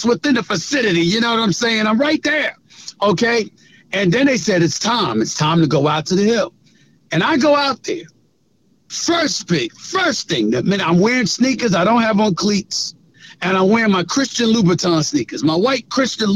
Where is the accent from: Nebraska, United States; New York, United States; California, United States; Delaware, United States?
New York, United States; New York City; also born or lived in The Bronx, New York; I grew up born in the Bronx, but raised in Queens, Hollis, Queens, since I was 1 year old